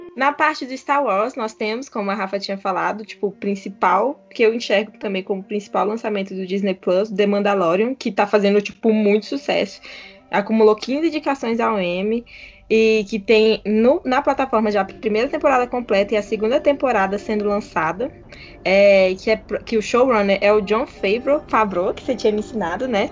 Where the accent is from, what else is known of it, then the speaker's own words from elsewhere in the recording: Brazil; nós que somos do Brasil e não falamos inglês